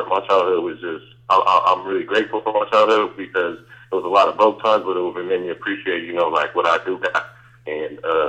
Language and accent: English; Sacramento, California, United States; I was born and raised in Sacramento